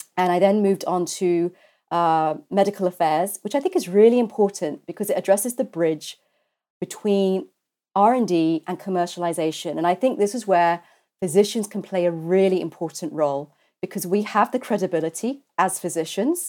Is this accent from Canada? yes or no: no; London, United Kingdom; I'm a Londoner. I was, uh, born at University College Hospital